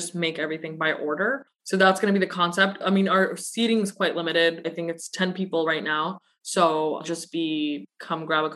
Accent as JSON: {"language": "English", "town": "Burnaby", "region": "British Columbia", "country": "Canada", "tie": "born or raised there", "also_born_or_lived": "Pakistan / Russia / Surrey, British Columbia", "said": "I grew up in Burnaby and Surrey"}